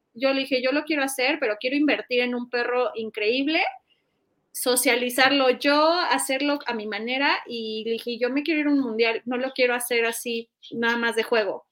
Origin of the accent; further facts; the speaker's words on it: Mexico; mi país